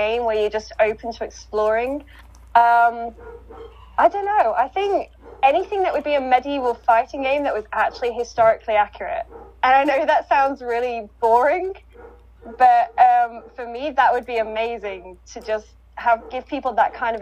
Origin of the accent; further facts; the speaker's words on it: West Midlands, United Kingdom; We used to have a tradition actually in my hometown